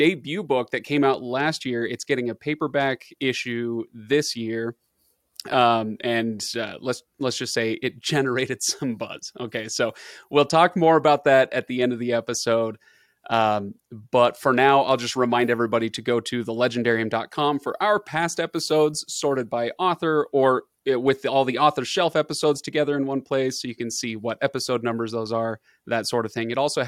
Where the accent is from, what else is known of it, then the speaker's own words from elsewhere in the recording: Chicago, Illinois, United States; Oh, you're from Carthage. I'm from Chicago.